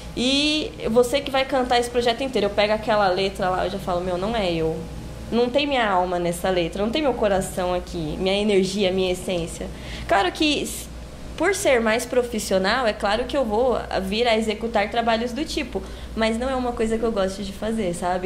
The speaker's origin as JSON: {"language": "Portuguese", "region": "São Paulo", "country": "Brazil", "tie": "born or raised there", "said": "eu nasci, fui nascida e criada lá em São Miguel Paulista"}